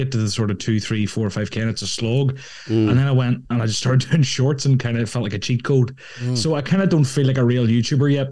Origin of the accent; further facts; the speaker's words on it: Ireland; growing up in Ireland